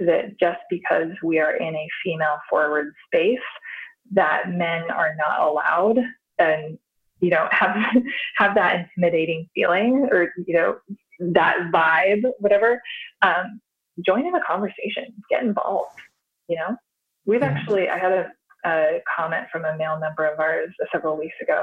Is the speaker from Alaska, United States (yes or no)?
no; Idaho, United States; moved away; also born or lived in Baltimore, Maryland / Seattle; I was born in Idaho, and then my parents moved us to Baltimore, and I was going to a private school that was connected to Johns Hopkins University. And I had an incredible opportunities for schooling and programming and classes when I was there. And then in high school, I moved to Idaho, very rural Idaho